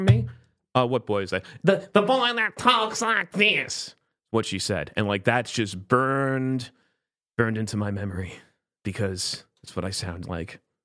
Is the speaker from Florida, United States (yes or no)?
yes; South Florida, United States; moved away as an adult; also born or lived in Palm Beach, Florida / Orlando, Florida; now in Brooklyn, United States; I grew up in South Florida with the Cubans